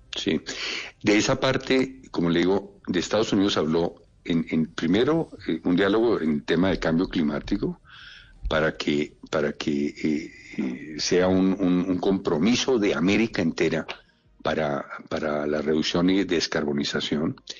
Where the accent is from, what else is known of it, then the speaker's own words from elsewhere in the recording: Colombia; como colombiano que soy